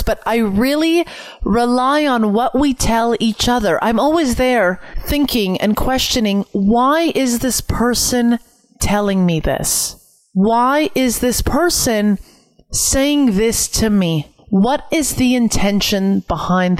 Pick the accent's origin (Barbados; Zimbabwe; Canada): Canada; I'm Canadian